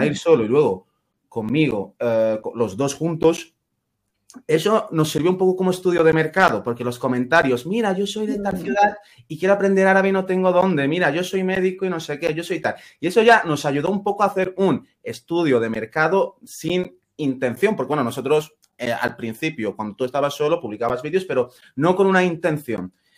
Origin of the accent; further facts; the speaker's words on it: Ceuta, Spain; first language Spanish; moved away as an adult; now in Granada, Spain; en mi caso somos, de Ceuta